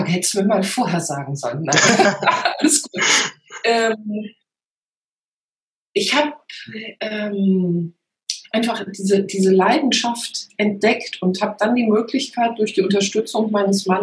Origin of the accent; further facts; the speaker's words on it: North Rhine-Westphalia, Germany; Genau, und da hilft mir natürlich die rheinische Mentalität. Ja, ich komme aus der Nähe von Köln